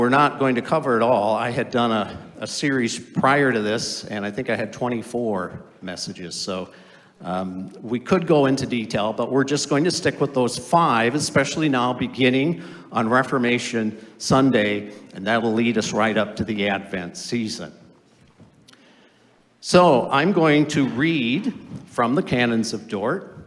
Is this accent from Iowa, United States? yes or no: yes; Orange City, Iowa, United States; moved away as an adult; also born or lived in Holland, Michigan; I grew up in Orange City, Iowa, and the town always sponsored a tulip time festival